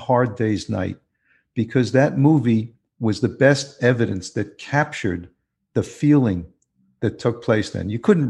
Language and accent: English; New York City, New York, United States; But I grew up in the New York City area listening to you.